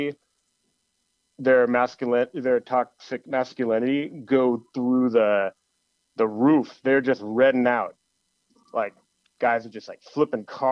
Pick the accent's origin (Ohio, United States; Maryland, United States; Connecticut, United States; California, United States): California, United States; Los Angeles; we're from Los Angeles